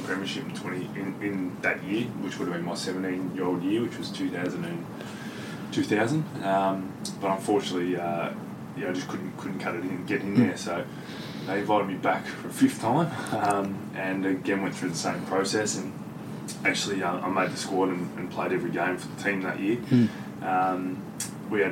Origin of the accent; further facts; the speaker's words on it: Geelong, Victoria, Australia; growing up in Geelong